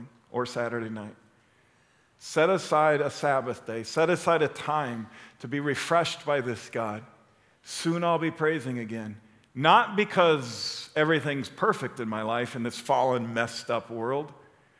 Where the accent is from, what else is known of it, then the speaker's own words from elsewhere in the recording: Chicago, Illinois, United States; I'm from Chicago